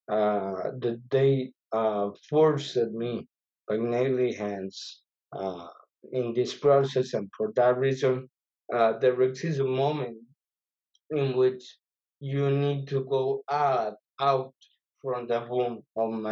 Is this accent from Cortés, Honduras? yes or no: no; Tegucigalpa, Francisco Morazán, Honduras; English is a second language; moved away as an adult; now in Michigan, United States; Well, I am from Honduras. Uh, I did born in Tegucigalpa, which is the capital of Honduras.